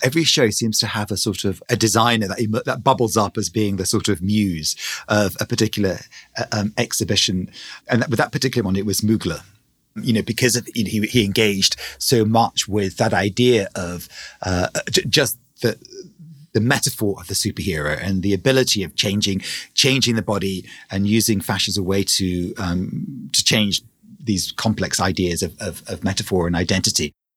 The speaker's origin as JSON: {"language": "English", "region": "England", "country": "United Kingdom", "moved": "yes"}